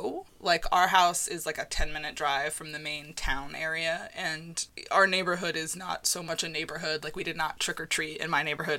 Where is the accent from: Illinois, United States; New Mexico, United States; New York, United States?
New York, United States; New Paltz; I grew up in New Paltz, New York, which is about an hour and a half north of New York City. It is a charming farm town with lots of old hippies who moved away from Woodstock but didn't want to leave the glorious upstate region.